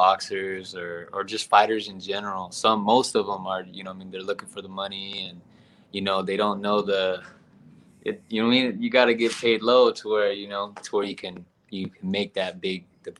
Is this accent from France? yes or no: no; Philippines; Since I'm Filipino, man, I had to go with Pacquiao